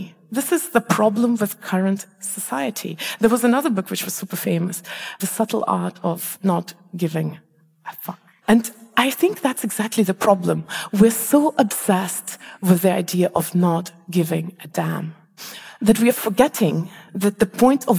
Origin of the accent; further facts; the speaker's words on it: Malaysia; moved away; also born or lived in Estonia; I come from Malaysia, we don't have seasons there. And I remember when I lived in Estonia